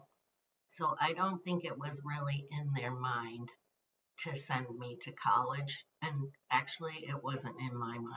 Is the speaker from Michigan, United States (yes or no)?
yes; southern Michigan, United States; I was born and raised in southern Michigan.